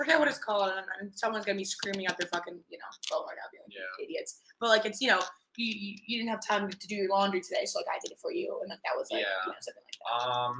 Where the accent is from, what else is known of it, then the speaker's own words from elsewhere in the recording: Northeast, United States; But it's different down there. I was born and raised in the Northeast. Like, it's not the same.